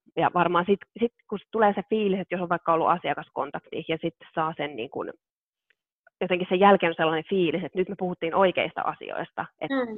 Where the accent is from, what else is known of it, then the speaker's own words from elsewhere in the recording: South Ostrobothnia, Finland; mä oon itse kotoisin Etelä-Pohjanmaalta